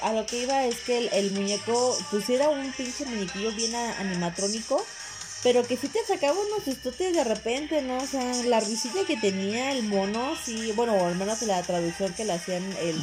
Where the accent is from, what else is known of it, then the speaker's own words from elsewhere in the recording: Mexico; soy mexicano